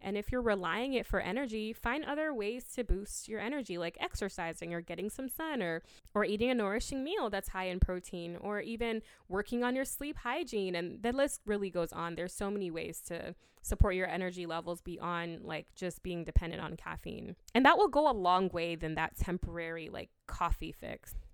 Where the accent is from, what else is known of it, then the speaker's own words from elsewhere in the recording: Ghana; I'm from Ghana, and we drink hibiscus a lot